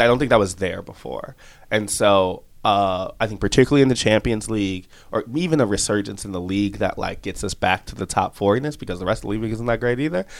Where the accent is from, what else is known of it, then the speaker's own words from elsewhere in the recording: outside Chicago, Illinois, United States; I'm from outside Chicago in the suburbs